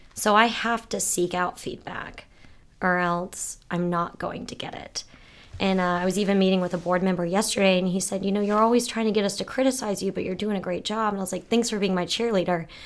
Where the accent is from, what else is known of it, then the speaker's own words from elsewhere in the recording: St. Petersburg, Florida, United States; I'm from Saint Pete, Florida.